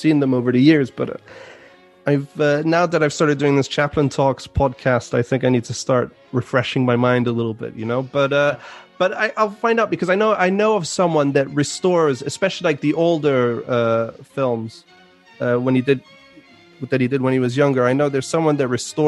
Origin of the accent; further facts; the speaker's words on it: Vevey, Vaud, Switzerland; moved away as an adult; now in London, United Kingdom; I'm born in Switzerland. in Vevey, which is where my grandfather had his house.